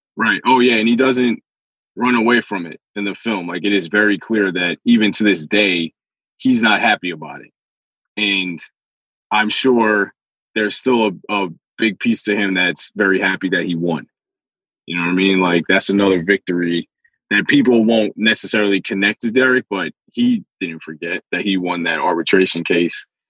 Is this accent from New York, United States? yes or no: yes; New York City, New York, United States; I'm from the Bronx